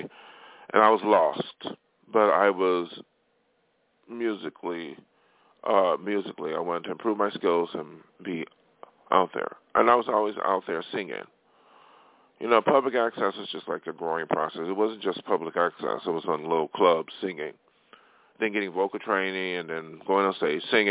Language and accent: English; hometown with Erie Community College, New York, United States; moved away as an adult; now in Los Angeles, United States; study music in my hometown, you know, at Erie Community College